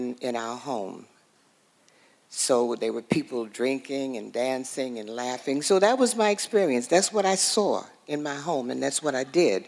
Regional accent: New York City, New York, United States; I was born and raised in Harlem, New York

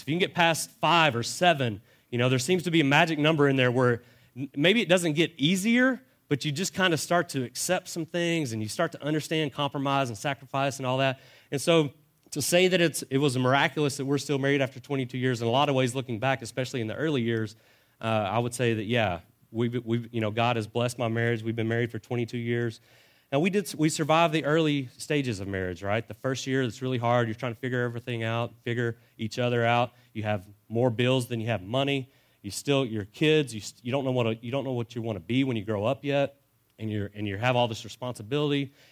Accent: Dallas, Texas, United States; I was born in Dallas, and we spent most of my elementary and junior high years in the Dallas Fort Worth area

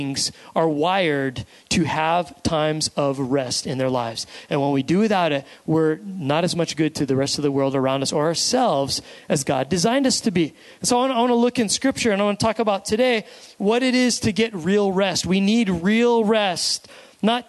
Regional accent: United States; we as an American society and culture

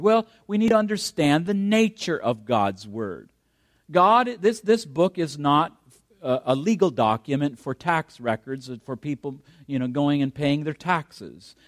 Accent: Canada; I'm a Canadian, so I have that as my background background that I'm proud

